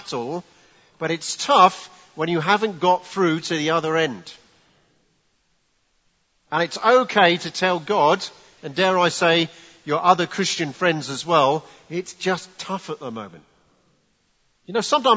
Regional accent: England, United Kingdom; as English people

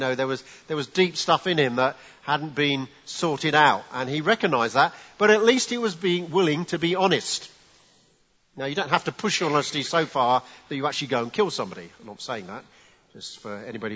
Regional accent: England, United Kingdom; as English people

